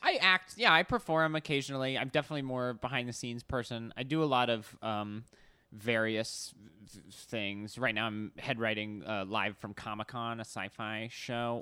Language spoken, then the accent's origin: English; Arizona, United States; moved away as an adult; also born or lived in New York City; now in Los Angeles, United States; I grew up in Arizona, kinda middle of nowhere. Right when I turned eighteen, I moved to New York City